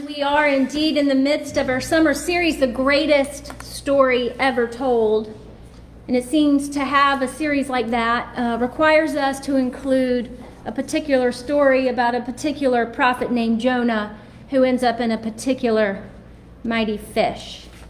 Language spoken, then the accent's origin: English; Salem, Virginia, United States; now in Charlotte, United States; which is in my hometown of Salem, Virginia